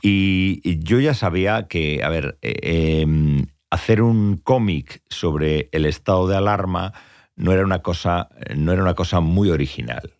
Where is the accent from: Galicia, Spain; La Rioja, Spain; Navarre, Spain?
Galicia, Spain; Tui; son las fiestas de mi pueblo, que son las fiestas de San Telmo, en Tui